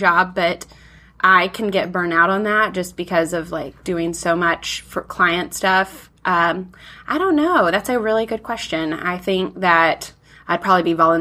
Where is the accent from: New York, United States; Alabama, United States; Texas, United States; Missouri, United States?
Alabama, United States; I grew up in Alabama